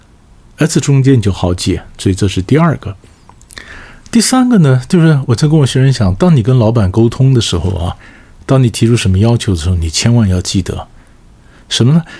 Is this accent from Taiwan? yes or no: no; China; 那么常常我们中国人讲置死地而后生嘛，是不是？